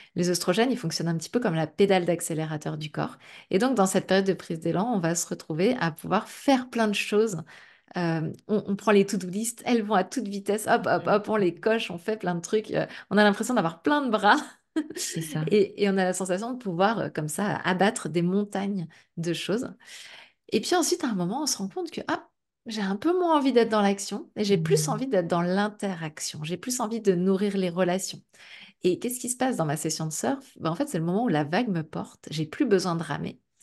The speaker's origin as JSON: {"language": "French", "region": "Brittany", "country": "France", "said": "je suis bretonne aussi, donc euh, pas très loin de la mer"}